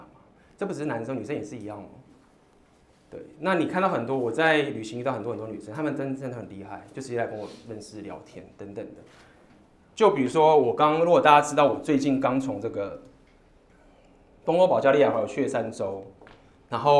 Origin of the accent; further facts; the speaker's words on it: Taiwan; 我说我是台湾人。